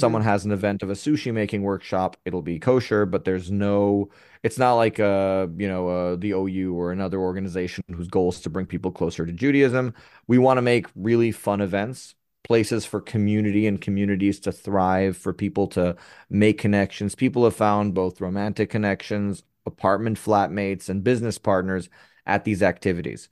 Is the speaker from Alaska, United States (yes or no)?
no; New York City, New York, United States; now in Tel Aviv, Israel; I was born in, originally from Upper West Side Manhattan.